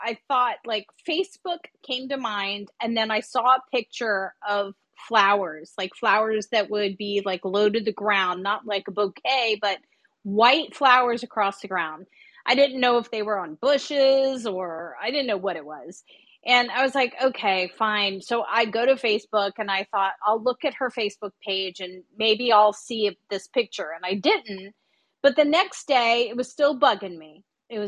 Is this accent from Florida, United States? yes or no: yes; South Florida, United States; now in California, United States; I'm from South Florida. I'm living in California